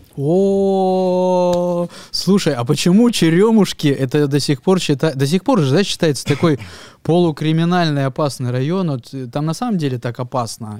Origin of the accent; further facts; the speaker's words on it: Krasnoyarsk, Krasnoyarsk Krai, Russia; я э, вырос в Академгородке